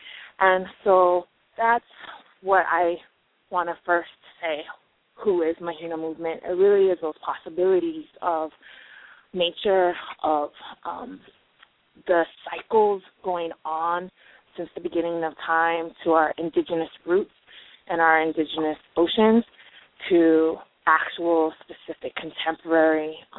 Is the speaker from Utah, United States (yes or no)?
yes; Utah, United States; also born or lived in Tonga; And, you know, and we're not native New Yorkers. Erica comes from Texas. I come from Utah via Tonga.